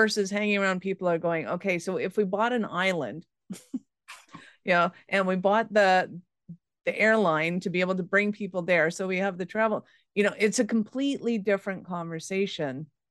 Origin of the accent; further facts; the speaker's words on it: Canada; now in Calgary, Canada; as a Canadian, and especially in Calgary